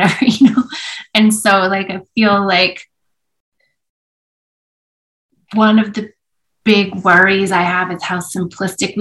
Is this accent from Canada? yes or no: yes; Edmonton, Alberta, Canada; also born or lived in Vancouver; I grew up in Edmonton when in some years where Edmonton won things.